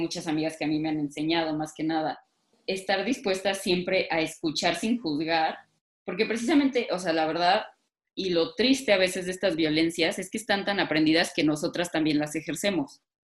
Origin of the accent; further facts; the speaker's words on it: Mexico; siendo mujeres mexicanas